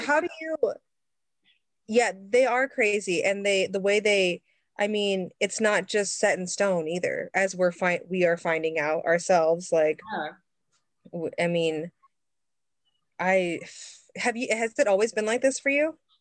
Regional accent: Midwest, United States; now in Seattle, United States; growing up in the Midwest, I grew up on a farm

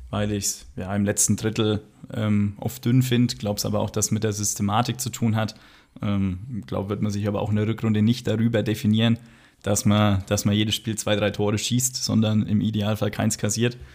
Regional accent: Magdeburg, Saxony-Anhalt, Germany; Als Magdeburger würden wir es nicht lustig finden.

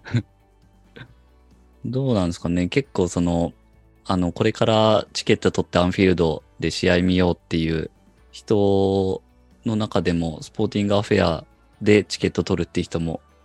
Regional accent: Japan; 我々日本人サポーター

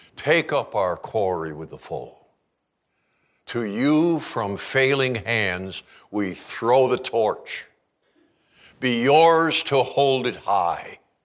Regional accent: Canada; now in Kalispell, United States; I'm a Canadian.

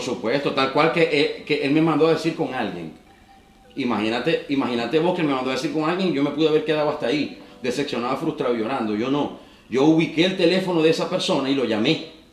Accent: Maracaibo, Zulia, Venezuela; Nací en Maracaibo

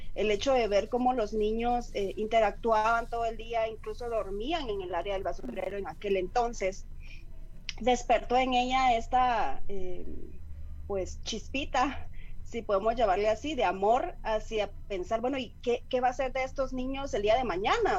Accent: Guatemala

